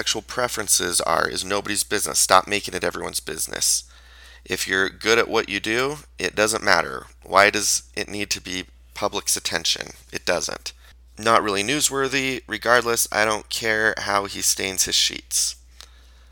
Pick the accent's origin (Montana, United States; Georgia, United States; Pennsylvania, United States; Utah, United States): Utah, United States; Payson; also born or lived in Orem, Utah; I grew up in Payson, which is a neighboring city to Spanish Fork